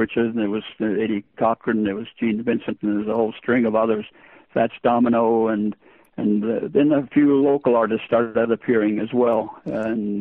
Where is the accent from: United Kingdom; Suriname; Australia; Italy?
Australia; English is a second language; also born or lived in Estonia; being born in Estonia, being a DP or a displaced person, and after the war, immigrating to Australia, and then I grew up basically in Australia, learning the new English language